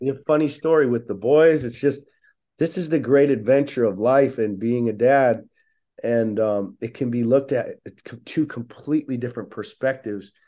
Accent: Oceanside, California, United States; I grew up in Oceanside, California

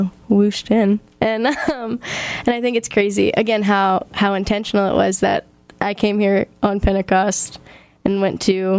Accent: New Orleans, Louisiana, United States; I'm from New Orleans, Louisiana.

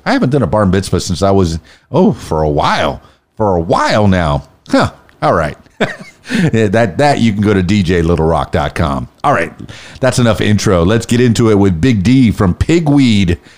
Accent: Miami, Florida, United States; now in Arkansas, United States; I'm from Miami

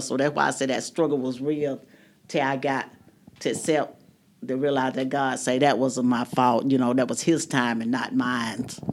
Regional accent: Dawson, Georgia, United States; I was from Dawson

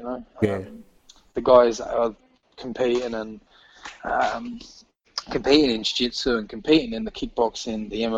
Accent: England, United Kingdom; obviously I'm English

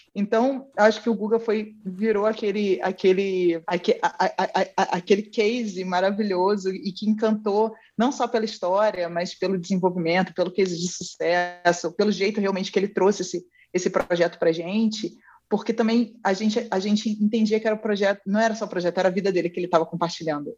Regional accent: Rio de Janeiro, Brazil; eu nasci no Rio de Janeiro

